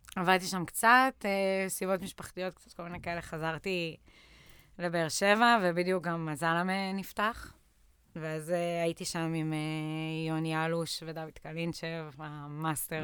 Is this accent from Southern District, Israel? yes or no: yes; Lehavim, Southern District, Israel; moved away as an adult; now in Tel Aviv, Israel; אני במקור מבאר שבע, מלהבים, ככה מהדרום. אני בארבע שנים האחרונות בתל אביב